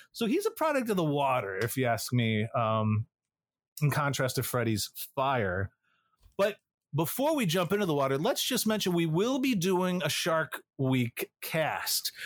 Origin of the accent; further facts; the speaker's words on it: Illinois, United States; Growing up in Illinois